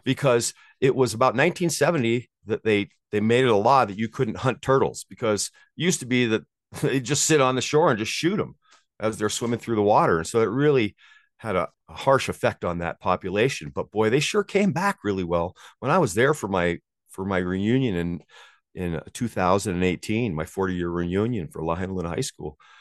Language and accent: English; Maui, Hawaii, United States; moved away as an adult; now in South Lake Tahoe, United States; I grew up on Maui and I moved as a surf bum and I moved here to be a ski bum when I was 22 years 22 years old.